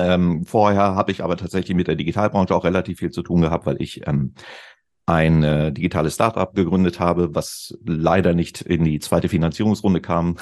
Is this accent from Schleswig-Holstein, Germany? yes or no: no; Celle, Lower Saxony, Germany; in meiner Heimatstadt, in der Stadt, in der ich aufgewachsen bin, Celle in Niedersachsen, nördlich von Hannover